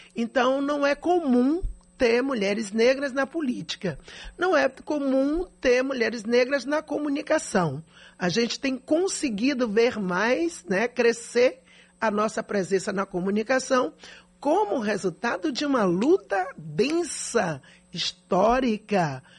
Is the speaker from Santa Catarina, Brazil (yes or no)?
no; Salvador, Bahia, Brazil; eu não sou nascida e criada em Salvador, como diz o povo, né? Eu nasci em favela, eu vivi o drama que a grande maioria da população soteropolitana vive